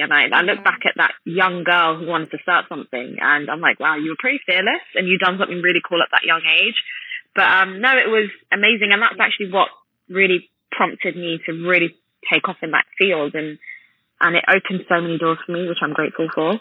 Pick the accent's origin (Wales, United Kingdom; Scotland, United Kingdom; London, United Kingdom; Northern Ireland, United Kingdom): London, United Kingdom; I'm from London